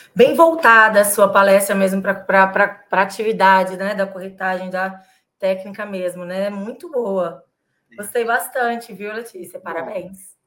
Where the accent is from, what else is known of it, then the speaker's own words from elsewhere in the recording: Ribeirão Preto, São Paulo, Brazil; now in São Paulo, Brazil; eu sou de Ribeirão Preto também, mudei para São Paulo